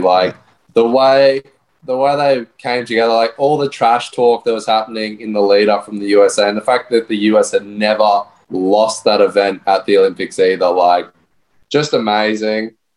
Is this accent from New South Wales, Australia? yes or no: no; Brisbane, Queensland, Australia; now in Gold Coast, Australia; I'm from Brisbane myself